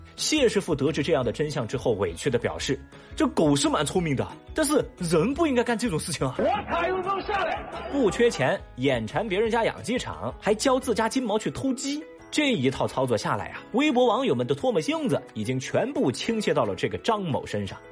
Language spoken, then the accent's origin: Chinese; southern China, China; 我这个南方小孩